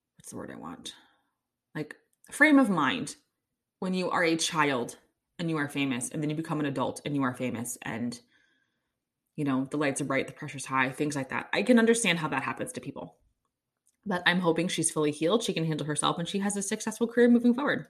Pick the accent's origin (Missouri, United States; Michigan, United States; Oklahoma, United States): Missouri, United States; Kansas City; I'm from Kansas City